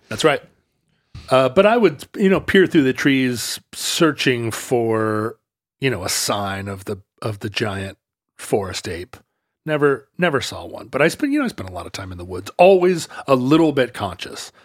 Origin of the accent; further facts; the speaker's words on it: Pacific Northwest, United States; I grew up in the Pacific Northwest